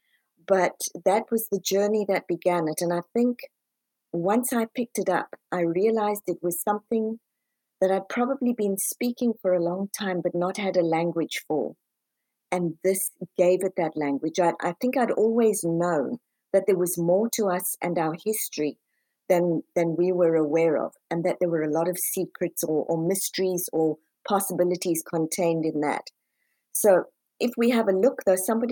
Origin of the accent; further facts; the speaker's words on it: South Africa; now in United States; I'm originally from South Africa, moved over to the US